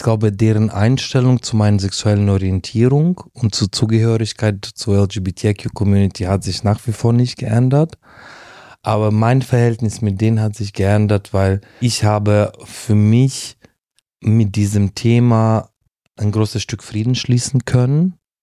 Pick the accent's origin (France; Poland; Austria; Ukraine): Ukraine; Uzhhorod, Zakarpattia Oblast; first language Russian; German is a second language; moved away as an adult; also born or lived in Heidelberg, Germany / Kyiv, Ukraine / Italy; now in Germany; in der Ukraine meine Heimatstadt, Uschgorod